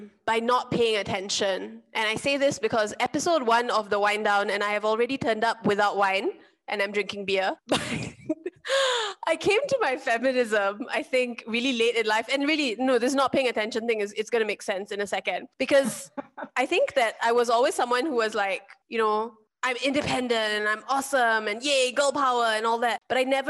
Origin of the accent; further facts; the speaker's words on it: Singapore; growing up in Singapore, which is a little bit of a bubble